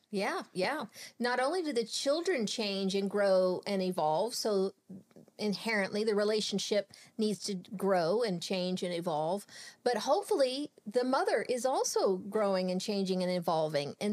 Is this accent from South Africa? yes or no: no; Texas, United States; born and raised in Texas.